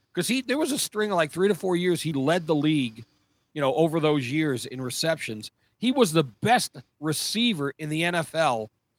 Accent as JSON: {"language": "English", "region": "New Jersey", "country": "United States", "moved": "yes", "said": "we're both from Jersey"}